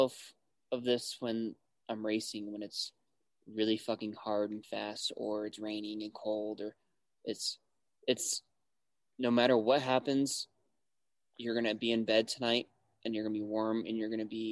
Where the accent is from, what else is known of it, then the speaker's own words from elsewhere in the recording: Wyoming, United States; moved away; also born or lived in Cheyenne, Wyoming; growing up in Wyoming